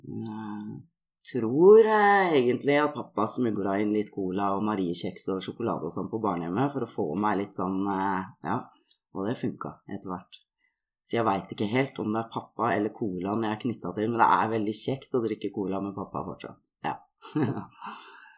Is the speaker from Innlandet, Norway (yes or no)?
no; Oslo, Norway; Jeg blei født i Oslo